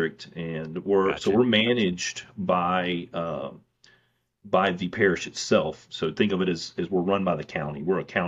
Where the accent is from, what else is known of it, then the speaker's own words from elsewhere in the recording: Mississippi, United States; growing up in Mississippi, so close to Louisiana, we have counties in Mississippi